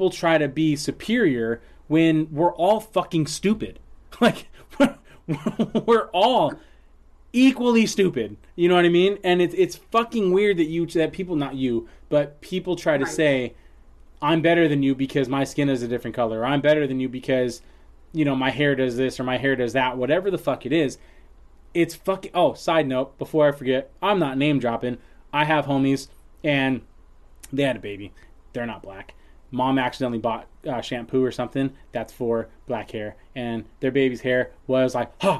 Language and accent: English; San Leandro, California, United States; growing up in San Leandro